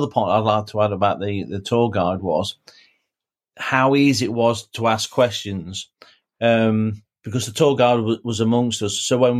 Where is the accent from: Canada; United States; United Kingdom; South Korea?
United Kingdom; being British